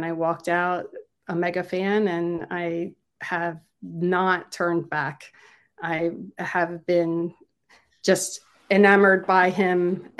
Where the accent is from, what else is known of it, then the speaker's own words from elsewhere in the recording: Philadelphia, Pennsylvania, United States; Because I grew up in Philly, south of Philly. So I had the wonderful experience of having Philly radio stations playing him from the time that I started listening.